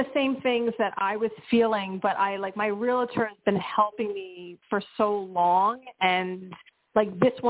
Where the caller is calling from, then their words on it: Pennsylvania, United States; from Pennsylvania as well.